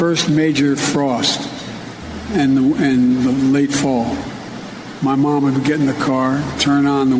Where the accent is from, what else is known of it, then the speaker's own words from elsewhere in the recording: Claymont, Delaware, United States; I grew up in Claymont, Delaware, on the Pennsylvania state line where that arch goes up in Delaware, right along the Delaware River.